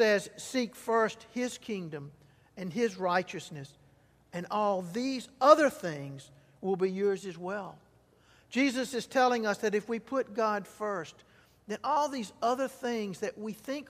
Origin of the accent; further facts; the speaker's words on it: Mississippi Delta, United States; I grew up in the Mississippi Delta when cotton was king